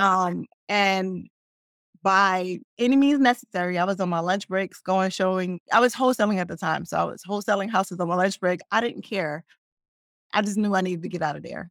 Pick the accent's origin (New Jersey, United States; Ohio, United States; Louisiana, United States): New Jersey, United States; Newark; also born or lived in Brooklyn, New York; I grew up in Newark